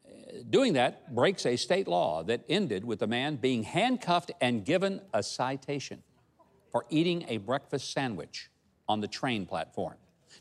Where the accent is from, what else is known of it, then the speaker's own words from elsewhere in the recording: Arkansas, United States; 8 miles from where I was born in Arkansas.